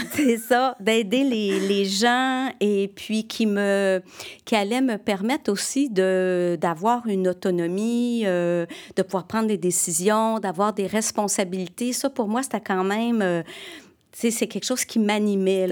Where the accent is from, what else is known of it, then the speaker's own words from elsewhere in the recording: Chambly, Quebec, Canada; also born or lived in Sherbrooke, Quebec; je suis née à Sherbrooke